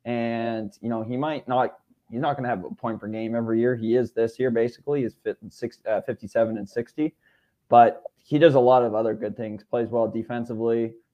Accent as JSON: {"language": "English", "country": "Canada", "said": "I think as a Canadian, and you know, St. Louis, obviously, like you said, doesn't get a lot of casting time."}